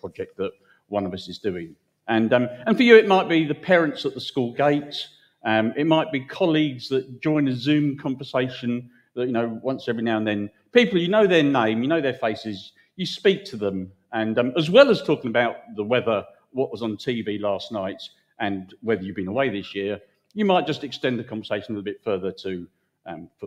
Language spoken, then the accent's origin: English; United Kingdom; we're British